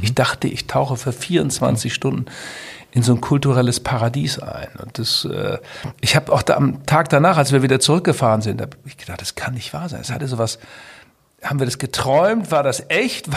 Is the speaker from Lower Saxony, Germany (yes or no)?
yes; Twistringen, Lower Saxony, Germany; Ich komme ja aus Twistring, sehr katholischer Ort